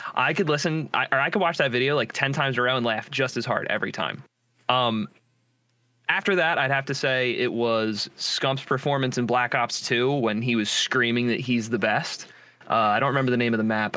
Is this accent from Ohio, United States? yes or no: no; New Jersey, United States; I'm from New Jersey